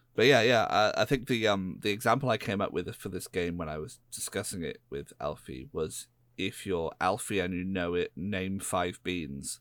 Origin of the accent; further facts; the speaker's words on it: United Kingdom; I'm a British person